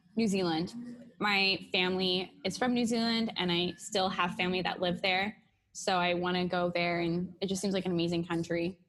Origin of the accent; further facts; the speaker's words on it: Seattle, Washington, United States; moved away; I'm from Seattle